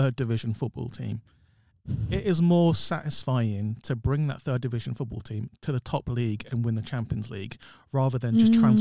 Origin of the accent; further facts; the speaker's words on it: London, United Kingdom; me and you are from South London as well.